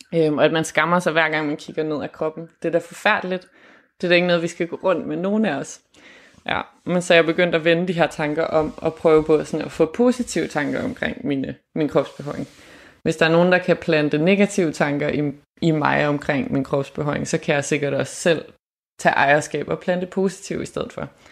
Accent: Germany; moved away; er jeg opvokset i Tyskland

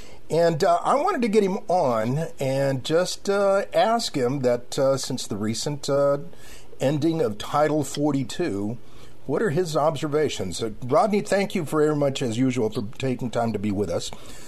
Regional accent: Laredo, Texas, United States; now in San Antonio, United States; my hometown

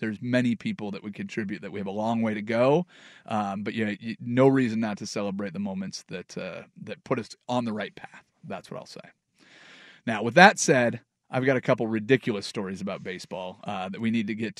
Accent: the Northwest, Pacific Northwest, United States; growing up in the Northwest

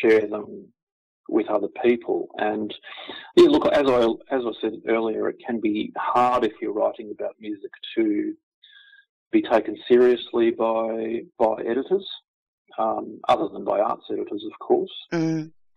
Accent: Victoria, Australia; now in Brisbane, Australia; I'm originally from Victoria, so I'd grown up with the sport.

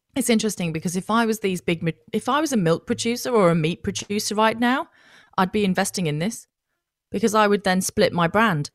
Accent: Australia

